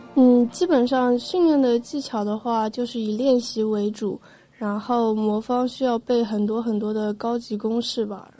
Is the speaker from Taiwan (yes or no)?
no; Jiaxing, Zhejiang, China; 因为我是嘉兴人嘛